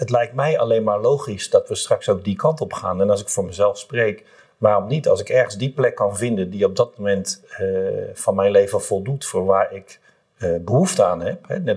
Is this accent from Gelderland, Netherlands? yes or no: no; Rotterdam, South Holland, Netherlands; En het is gewoon superleuk om te roepen, ik ben een Rotterdammer of ik ben Feyenoorder.